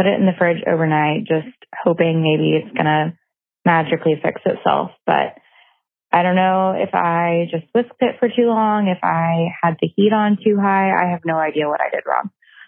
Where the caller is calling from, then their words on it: Oklahoma, United States; I'm calling from Oklahoma.